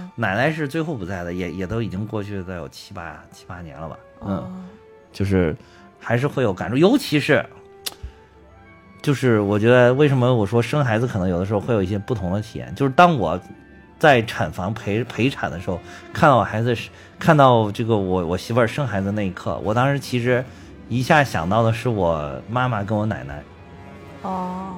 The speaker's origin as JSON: {"language": "Chinese", "country": "China", "said": "我们就是中国人"}